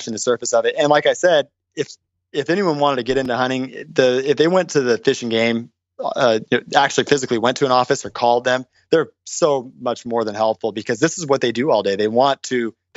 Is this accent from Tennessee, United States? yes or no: no; Orange County, California, United States; I was raised in Orange County